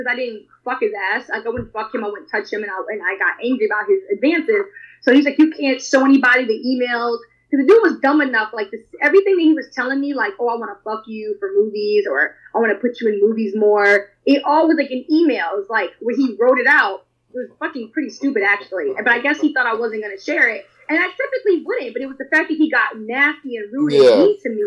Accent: New York, United States; I'm from New York

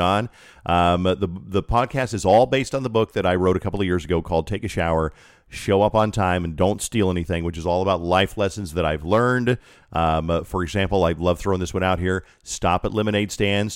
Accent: Colorado Springs, Colorado, United States; moved away as an adult; I was born in Colorado Springs, lived there for twenty-two years of my life

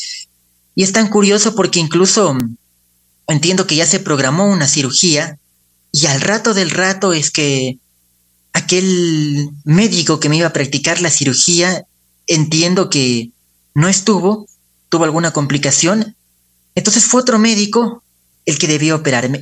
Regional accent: Ecuador; also born or lived in Spain; Entonces, debimos venir al Ecuador y prácticamente toda nuestra vida se formó aquí

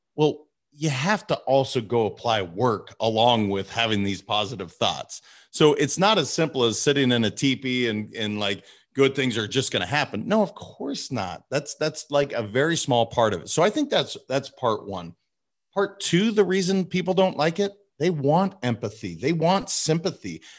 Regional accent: Montana, United States; also born or lived in California; now in Boca Raton, United States; I was raised in Montana

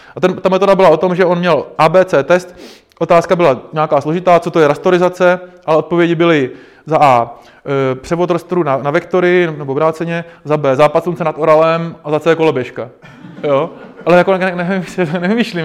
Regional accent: Náchod, Hradec Králové Region, Czechia; já jsem z Náchoda

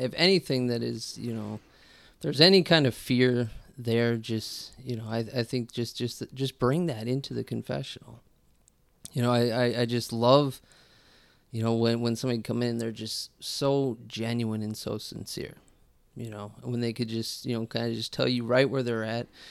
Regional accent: Colorado, United States; moved away; also born or lived in St. Louis, Missouri; I'm originally from Colorado

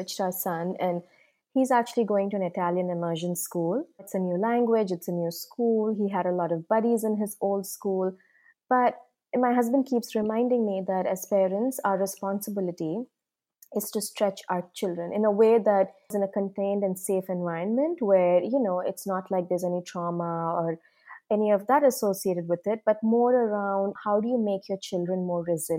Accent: India; moved away as an adult; now in San Francisco, United States; we grew up in India, we've been here for almost 20 years now

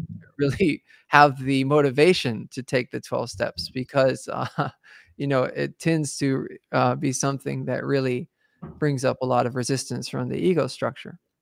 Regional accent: the South, United States; I was raised in the South, so, uh, I was raised around Christianity and, and so, right here in the, in the Bible Belt, as they call it

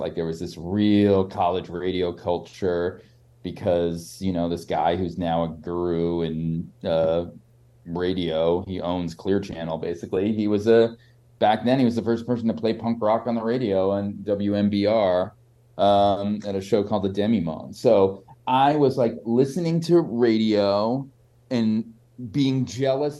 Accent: Boston, Massachusetts, United States; also born or lived in New York; I grew up in Boston.

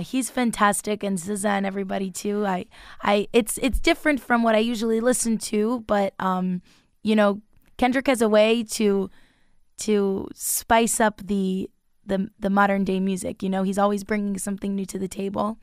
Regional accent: Long Island, New York, United States; moved away; I'm from Long Island, so I've been gigging a lot throughout there

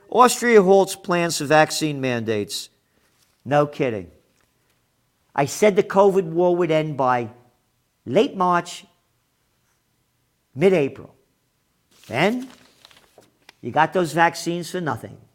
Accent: United States; I am an American.

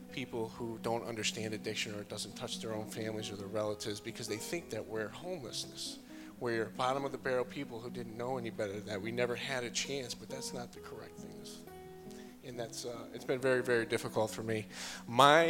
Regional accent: Rotterdam, New York, United States; moved away; I'm from originally from Schenectady, New York, right outside of Albany, a small town called Rotterdam

